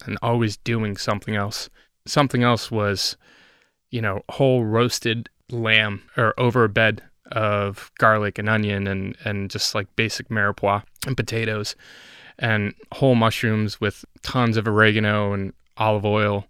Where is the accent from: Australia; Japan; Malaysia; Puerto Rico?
Puerto Rico; moved away; I'm from Puerto Rico